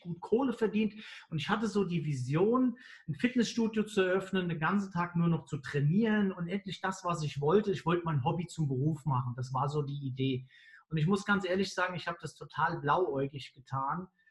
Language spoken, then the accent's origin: German; Mainz, Rhineland-Palatinate, Germany; Ich bin ja Mainzer